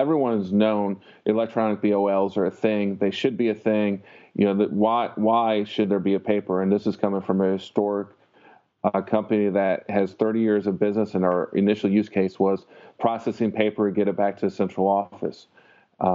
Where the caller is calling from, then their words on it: Tampa, Florida, United States; I'm calling from Tampa, Florida. It's where Transflow is based.